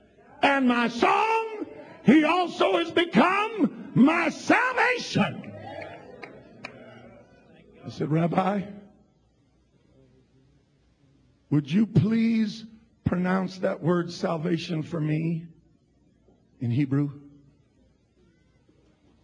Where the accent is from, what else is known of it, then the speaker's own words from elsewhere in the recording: Pueblo, Colorado, United States; I was from Pueblo, Colorado.